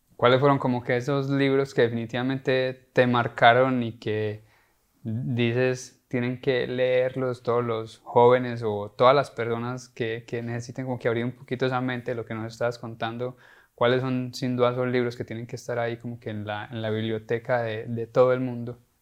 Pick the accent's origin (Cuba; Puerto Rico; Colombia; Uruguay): Colombia; now in United States; nosotros somos colombianos